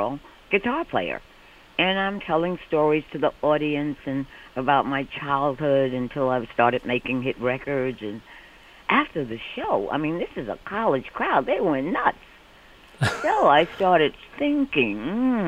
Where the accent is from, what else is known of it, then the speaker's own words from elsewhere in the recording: New York City, New York, United States; moved away as an adult; now in Connecticut, United States; I was born and raised in Manhattan, Spanish Harlem